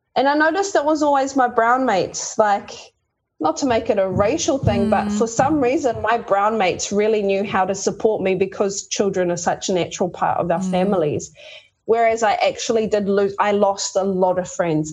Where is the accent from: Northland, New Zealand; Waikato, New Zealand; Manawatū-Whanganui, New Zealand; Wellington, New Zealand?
Northland, New Zealand; Kaikohe; also born or lived in Sydney, Australia / Tokoroa, New Zealand; she eventually ended up sending me home to live with my grandparents. And we moved from Tokoroa to the far north, up to Kaikohe